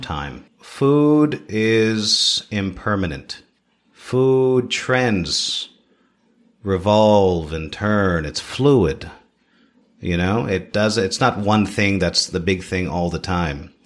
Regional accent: Toronto, Ontario, Canada; also born or lived in Philippines; now in Siargao, Philippines; My family immigrated to Canada when I was four years old. Okay? I grew up in Toronto

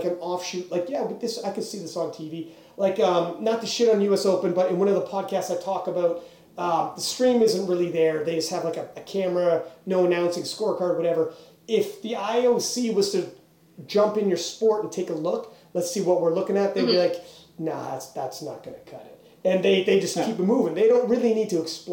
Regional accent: Canada; we're from Canada

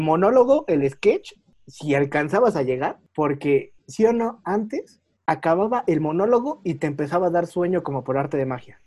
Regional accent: Mexico; los que somos mexicanos

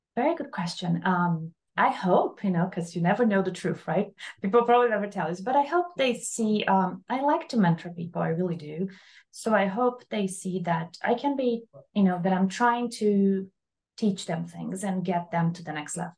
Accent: Brazil; moved away as an adult; also born or lived in Columbus, Ohio; now in Miami, United States; I'm from Brazil originally, by the way. I did my undergrad in Brazil.

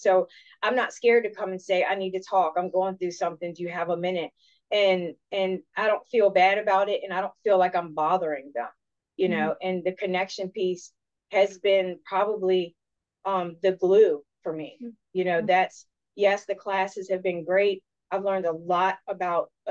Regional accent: Richmond, Virginia, United States; originally I'm from Richmond

